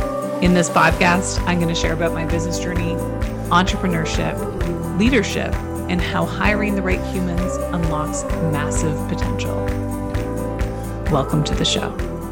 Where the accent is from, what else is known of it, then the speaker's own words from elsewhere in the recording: Canada; I would say A as a Canadian and y'all in the same sentence.